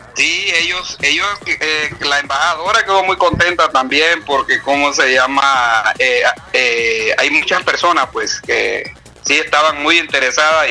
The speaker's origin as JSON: {"language": "Spanish", "country": "El Salvador", "moved": "yes", "lives_now": "Chiriquí, Panama"}